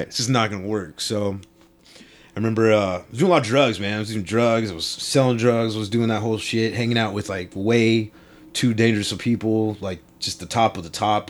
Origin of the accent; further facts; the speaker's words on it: Long Beach, California, United States; I grew up in Long Beach.